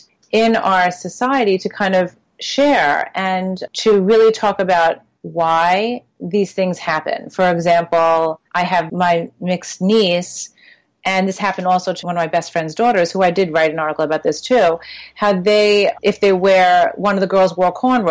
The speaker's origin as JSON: {"language": "English", "area": "Long Island", "region": "New York", "country": "United States", "tie": "born or raised there", "said": "I grew up in Long Island in predominantly white schools"}